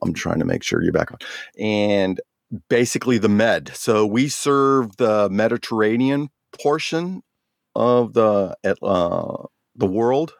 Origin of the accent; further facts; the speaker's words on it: Oceanside, California, United States; also born or lived in Jacksonville, Florida; now in San Diego, United States; growing up in Oceanside, graduating Vista High School